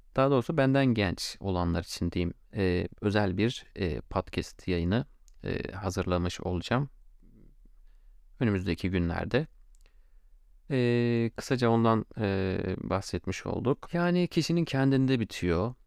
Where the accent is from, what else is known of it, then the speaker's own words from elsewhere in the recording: Gaziantep, Turkey; ben Gaziantep'liyim